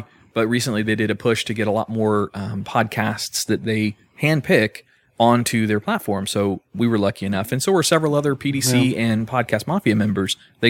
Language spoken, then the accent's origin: English; Florida, United States; I'm a Florida boy.